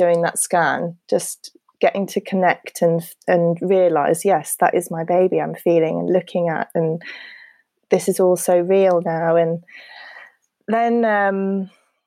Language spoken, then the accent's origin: English; United Kingdom; we're very British